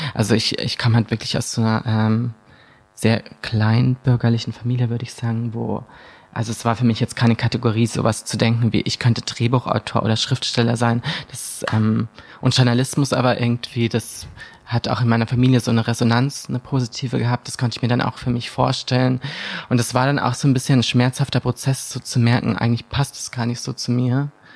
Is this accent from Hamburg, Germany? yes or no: no; Bad Tölz district, Bavaria, Germany; ich bin da geboren, aber ich bin nicht direkt in Bad Schätz aufgewachsen in der Stadt, sondern mhm. im Landkreis in so einem kleinen, und ich bin in so einem kleinen Dorf aufgewachsen mit wirklich nur 500 Menschen.